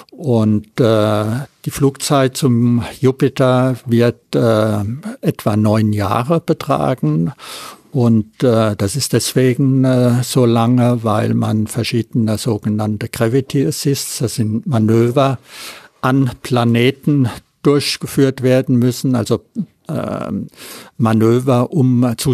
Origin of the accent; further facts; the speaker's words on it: Friedrichshafen, Baden-Württemberg, Germany; Ja, hallo … Ich bin aus Friedrichshafen.